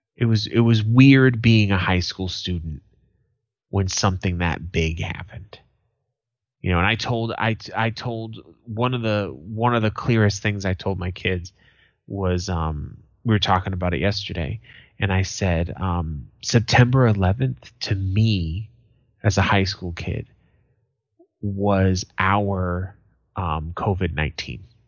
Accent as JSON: {"language": "English", "country": "United States", "said": "as an American"}